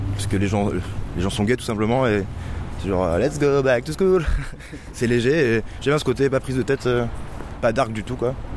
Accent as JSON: {"language": "French", "country": "France", "said": "on est français, donc on chante en français."}